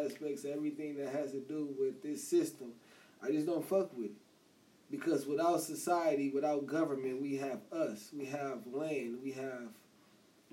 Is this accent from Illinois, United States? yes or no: no; Los Angeles, California, United States; moved away as an adult; now in Oklahoma, United States; I'm from Los Angeles, California. I grew up in Nickerson Gardens Projects. I came to Oklahoma in 2007 to attend Langston University